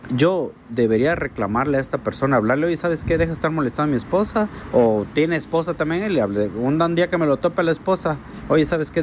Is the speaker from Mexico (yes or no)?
yes; Mexico; also born or lived in Canada; Yo estuve trabajando en Canadá y soy mexicano, estuve trabajando en Canadá y hace dos, tres días acabo de regresar aquí a mi país.